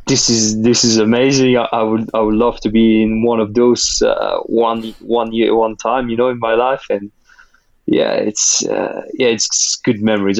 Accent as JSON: {"language": "English", "country": "France", "tie": "born or raised there", "first_language": "Russian", "second_language": "English", "said": "my sister, we both grew up in France and went to school in France"}